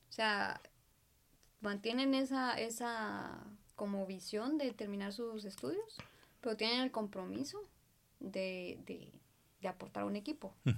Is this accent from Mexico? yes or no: no; Guatemala